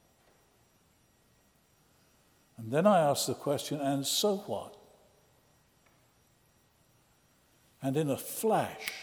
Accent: Oxford, South East England, United Kingdom; as a lad of about 14, growing up in Oxford, England

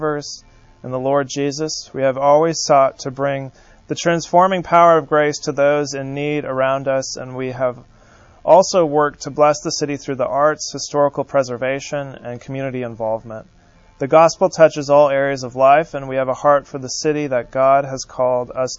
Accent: San Francisco, California, United States; moved away; I'm from San Francisco, California

